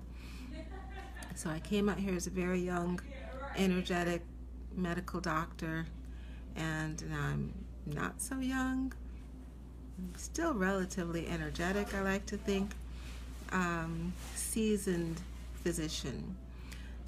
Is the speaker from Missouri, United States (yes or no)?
no; Seattle, Washington, United States; moved away as an adult; now in New York City, United States; I am originally from Seattle, Washington. I moved here after medical school. So I grew up in Seattle